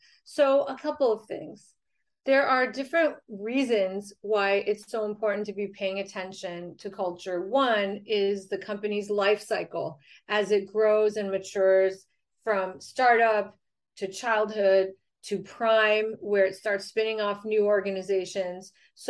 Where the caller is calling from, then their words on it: San Diego, California, United States; I'm joining you from San Diego, California.